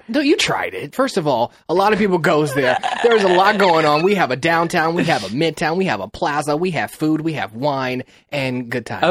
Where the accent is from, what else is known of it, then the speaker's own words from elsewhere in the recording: Kansas City, Missouri, United States; now in Los Angeles, United States; I grew up in Kansas City, Missouri, and I live in Los Angeles.